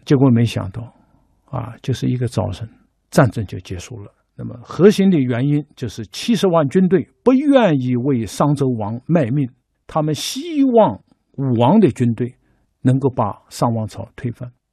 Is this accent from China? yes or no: yes; China; 我们中国人就是靠着每天在按照礼的要求去做